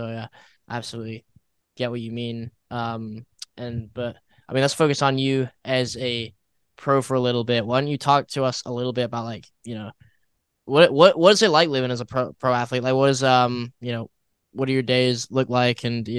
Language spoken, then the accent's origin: English; Illinois, United States; moved away as an adult; now in Mississippi, United States; I'm from Illinois originally, and so like moving down to Mississippi